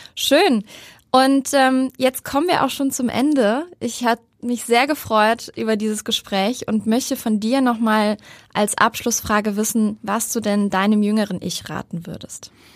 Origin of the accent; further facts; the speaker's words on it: Cologne, North Rhine-Westphalia, Germany; moved away as an adult; now in Hamburg, Germany; meine alte Heimat Köln